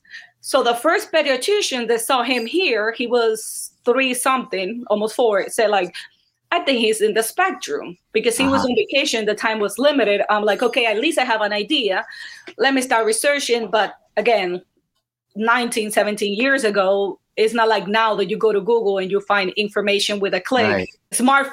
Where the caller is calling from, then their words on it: Clifton, New Jersey, United States; I live in Clifton, New Jersey in the United States. So a little gloomy today.